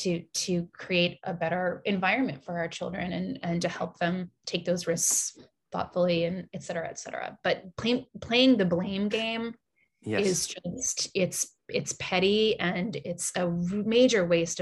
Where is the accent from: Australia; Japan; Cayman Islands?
Japan; also born or lived in Singapore; my parents, like I said, are Americans. They were born and raised in the United States, but I grew up in Japan and Singapore.